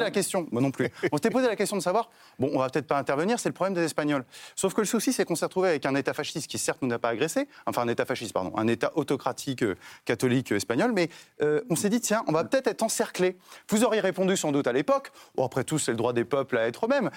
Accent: France; ce qui m'intéresse en tant que Français

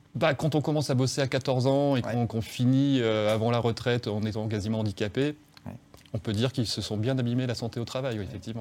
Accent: Frévent, Hauts-de-France, France; now in Lyon, France; chez moi, à Frévent

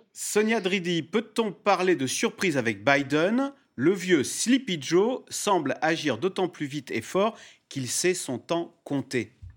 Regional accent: France; ici chez nous en France

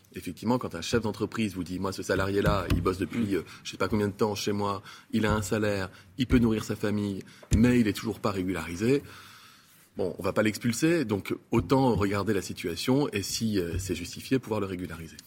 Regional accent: France; je suis français

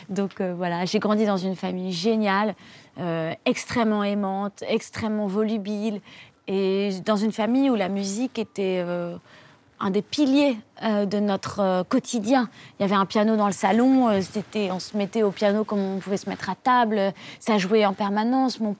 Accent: Hauts-de-France, France; born there; euh, moi, je suis née dans le Nord.

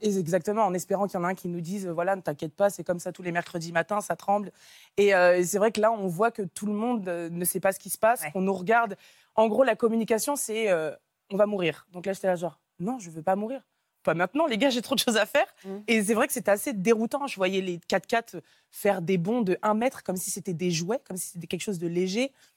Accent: Nantes, Pays de la Loire, France; moved away as an adult; je suis originaire de Nantes

